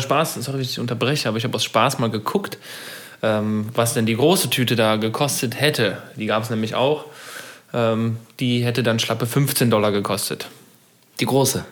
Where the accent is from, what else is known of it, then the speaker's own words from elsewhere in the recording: Germany; wir Deutschen